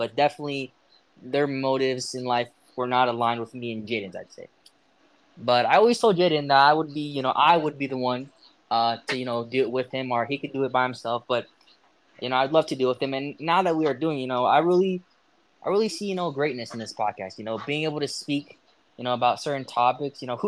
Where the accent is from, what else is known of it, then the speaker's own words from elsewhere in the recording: Tucson, Arizona, United States; moved away as an adult; also born or lived in University of Utah, Utah; now in Utah, United States; I was born in Tucson, Arizona, to a father and a mother